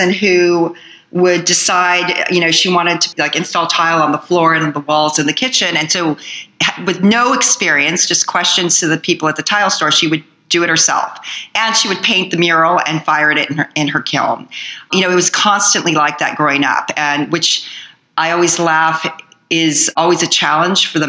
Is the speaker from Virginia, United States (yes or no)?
no; Southern California, United States; also born or lived in El Segundo, California / Huntington Beach, California / Fountain Valley, California; I grew up basically in Southern California